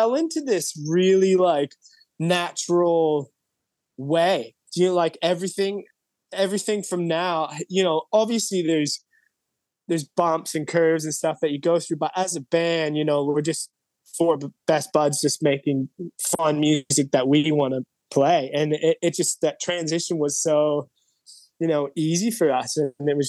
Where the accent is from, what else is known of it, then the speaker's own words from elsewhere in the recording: Toronto, Ontario, Canada; moved away as an adult; now in Sydney, Australia; I'm actually from Toronto